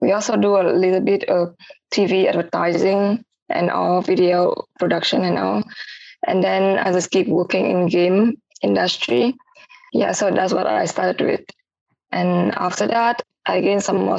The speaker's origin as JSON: {"language": "English", "region": "Ho Chi Minh City", "country": "Vietnam", "tie": "born or raised there", "also_born_or_lived": "Malaysia", "moved": "as an adult", "said": "I am from Saigon, Vietnam"}